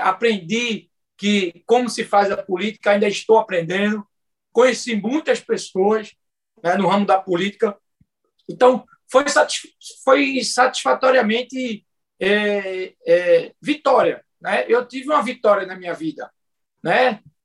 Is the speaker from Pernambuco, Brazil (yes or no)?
yes; Moreno, Pernambuco, Brazil; eu sou nascido e criado em Moreno